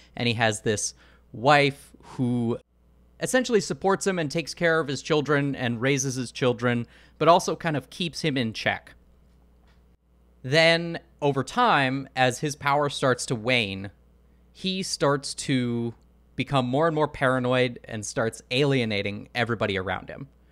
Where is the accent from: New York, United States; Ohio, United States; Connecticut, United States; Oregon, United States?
Oregon, United States; Portland; I'm from Portland, Oregon